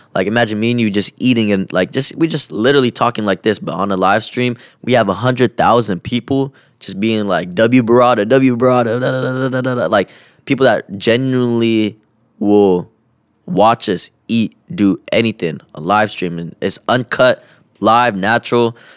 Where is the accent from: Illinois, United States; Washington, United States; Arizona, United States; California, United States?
Washington, United States; Kent; being from my hometown here